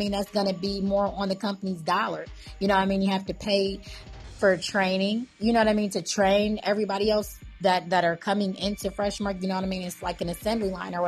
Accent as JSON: {"language": "English", "region": "Ohio", "country": "United States", "tie": "born or raised there", "said": "my hometown, Ohio"}